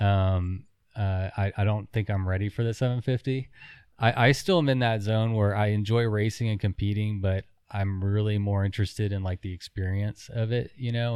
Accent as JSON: {"language": "English", "region": "Texas", "country": "United States", "said": "We're from Texas"}